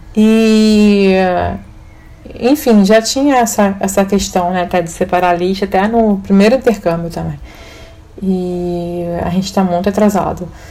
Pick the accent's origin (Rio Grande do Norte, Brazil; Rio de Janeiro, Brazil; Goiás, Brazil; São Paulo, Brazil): Rio de Janeiro, Brazil; Na minha época de criança, adolescente, hum. a gente tinha outono no Rio de Janeiro.